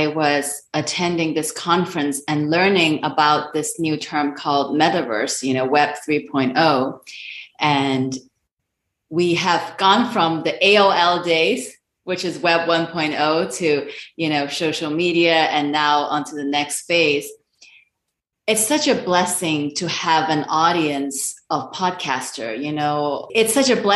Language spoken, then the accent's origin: English; Hong Kong; moved away; So I am an Asian immigrant. I'm originally from Hong Kong